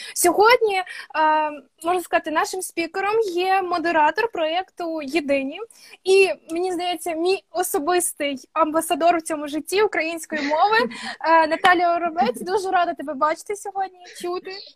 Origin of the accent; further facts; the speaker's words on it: Mykolaiv Oblast, Ukraine; accent: surzhyk; я з Миколаївської області